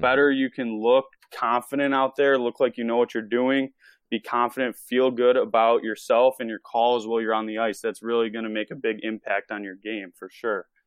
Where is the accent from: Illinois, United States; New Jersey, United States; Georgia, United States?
Illinois, United States; Chicago; I'm from Chicago, Illinois, and I started officiating when I was twelve years old